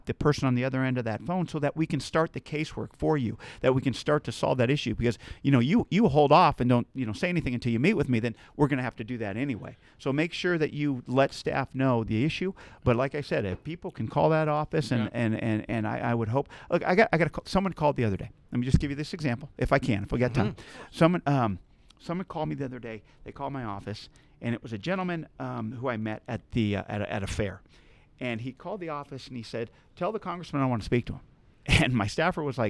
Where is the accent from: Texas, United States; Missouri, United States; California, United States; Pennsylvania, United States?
California, United States; Central Coast; raised in this community